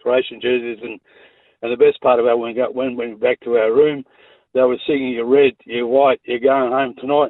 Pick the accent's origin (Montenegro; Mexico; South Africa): Montenegro; now in Australia; I'm from Montenegro.